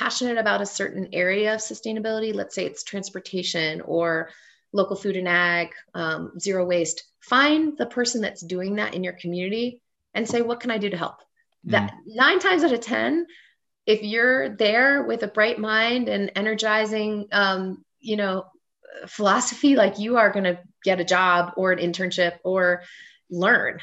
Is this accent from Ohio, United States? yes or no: yes; Cincinnati, Ohio, United States; moved away; also born or lived in Colorado; my hometown of Cincinnati, Ohio